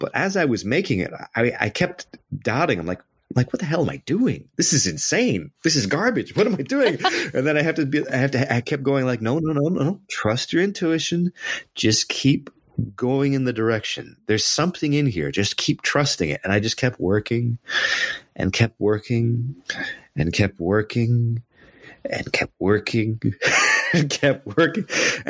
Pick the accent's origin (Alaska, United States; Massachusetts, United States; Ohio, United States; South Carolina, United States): Alaska, United States; Anchorage; So yeah, I was born in Anchorage. And when you play in the middle of winter in Anchorage, it gets really dark really quick.